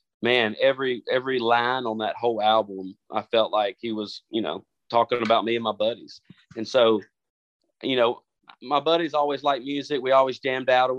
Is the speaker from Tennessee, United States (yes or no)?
yes; Jackson, Tennessee, United States; moved away as an adult; also born or lived in Nashville, Tennessee; Rocky 104 in my hometown of Jackson, Tennessee